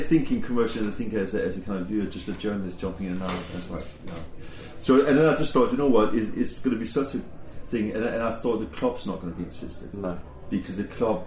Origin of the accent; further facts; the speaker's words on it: Denmark; moved away as an adult; now in England; me growing up in Denmark